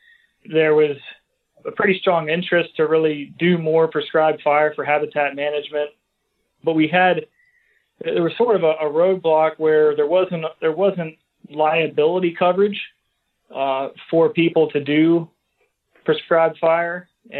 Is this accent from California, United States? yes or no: no; Hummelstown, Pennsylvania, United States; So I grew up in Hummelstown.